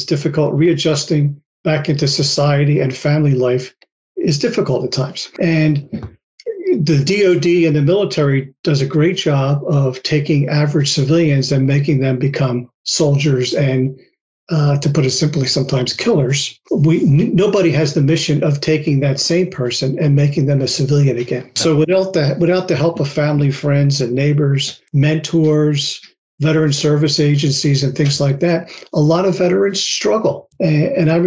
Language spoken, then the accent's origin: English; Philadelphia, Pennsylvania, United States; I grew up in Philly